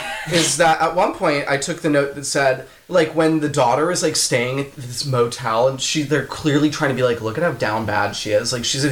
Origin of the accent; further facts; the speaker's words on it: Virginia, United States; I'm from Virginia.